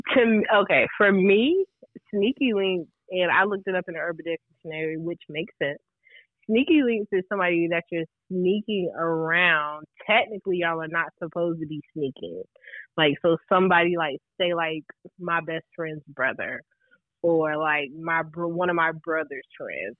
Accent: Raleigh, North Carolina, United States; I'm from Raleigh, North Carolina

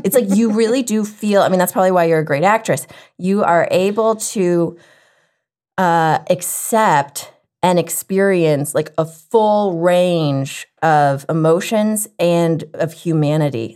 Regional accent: the South, United States; growing up in the South

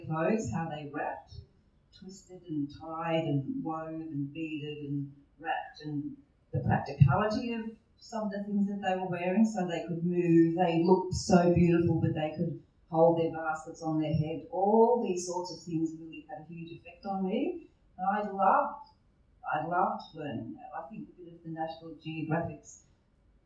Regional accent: Australia; I'm from Australia

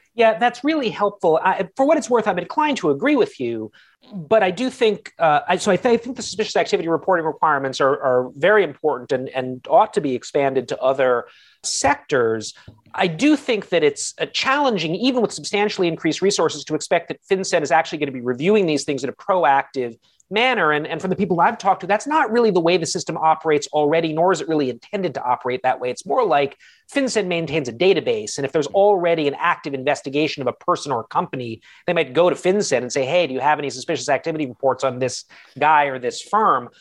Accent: United States; as an American myself

